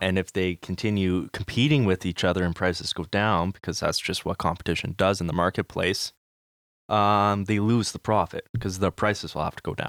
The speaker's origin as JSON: {"language": "English", "region": "Manitoba", "country": "Canada", "said": "we are from Manitoba, we know M P"}